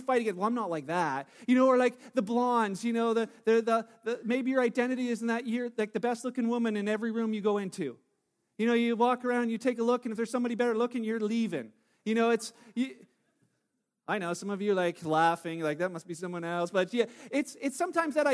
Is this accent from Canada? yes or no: yes; Canada; I'm Canadian, that's how I identify